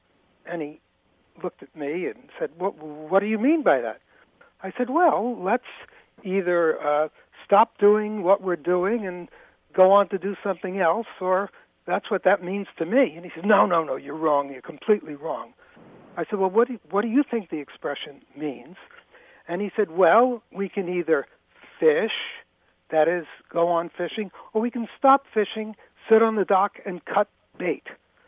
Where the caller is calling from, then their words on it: Greenwich, Connecticut, United States; I'm calling you from Greenwich, Connecticut.